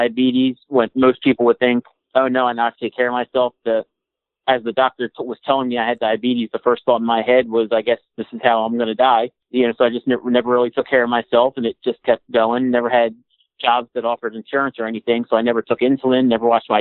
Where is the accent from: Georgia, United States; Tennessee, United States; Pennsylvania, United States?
Pennsylvania, United States; right outside of Philadelphia; I grew up in right outside of Philadelphia as a Philly sports fan